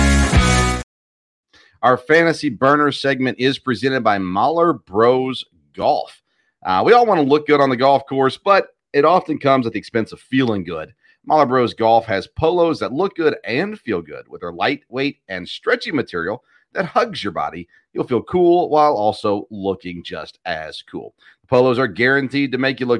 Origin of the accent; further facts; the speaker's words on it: Nashville, Tennessee, United States; the team that I grew up watching in Nashville